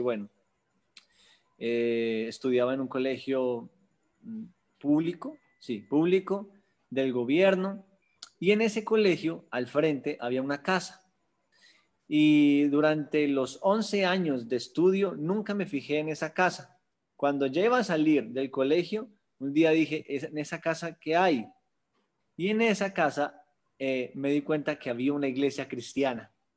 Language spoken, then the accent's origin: Spanish; Bogotá, Colombia; yo nací en Bogotá, Colombia, al sur de Bogotá